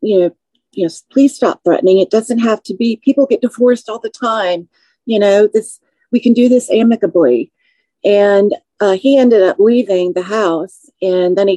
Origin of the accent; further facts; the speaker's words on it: Naperville, Illinois, United States; moved away as an adult; now in Georgia, United States; I'm an Illinois native. I was raised in Naperville